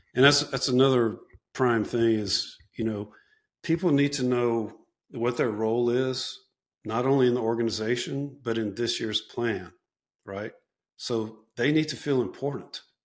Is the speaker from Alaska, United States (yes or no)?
no; South Louisiana, United States; I'm from South Louisiana. That's where I went back